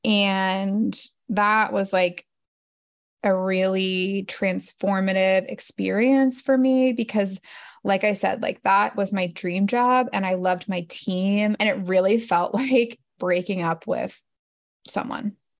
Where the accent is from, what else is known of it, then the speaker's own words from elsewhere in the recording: New Jersey, United States; moved away as an adult; also born or lived in Manhattan, New York; now in Northern Virginia, United States; I grew up in New Jersey